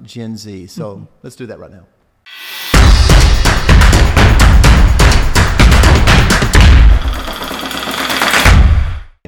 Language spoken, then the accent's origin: English; Spiro, Oklahoma, United States; coming from Spiro, Oklahoma, in the rural country I grew up